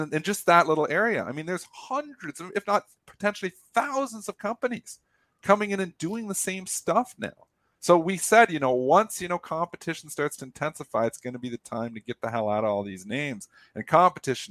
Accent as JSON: {"language": "English", "country": "Canada", "said": "me as a Canadian"}